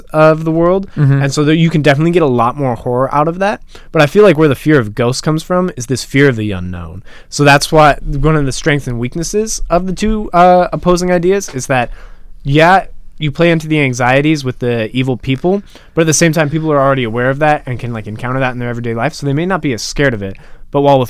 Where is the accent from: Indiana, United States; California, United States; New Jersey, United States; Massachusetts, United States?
California, United States; Placerville; my hometown, which is, like, weird old mining town